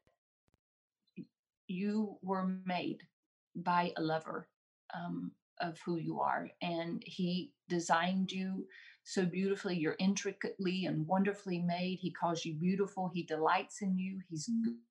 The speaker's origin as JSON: {"language": "English", "town": "Randleman", "region": "North Carolina", "country": "United States", "tie": "born or raised there", "said": "I grew up in Randleman, which is the hometown of Richard Petty"}